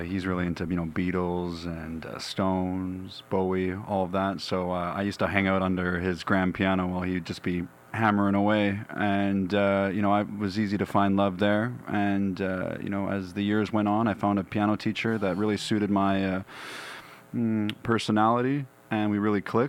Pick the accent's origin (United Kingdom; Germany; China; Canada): Canada; West Vancouver, British Columbia; also born or lived in Bowen Island; I was born and raised in Vancouver. Grew up in West Vancouver